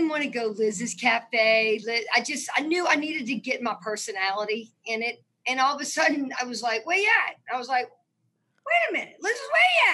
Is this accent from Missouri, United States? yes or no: no; New Orleans, Louisiana, United States; I am from New Orleans, Louisiana. I grew up in Lake Vista